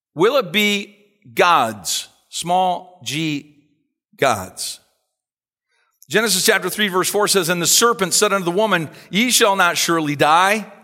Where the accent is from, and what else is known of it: Canada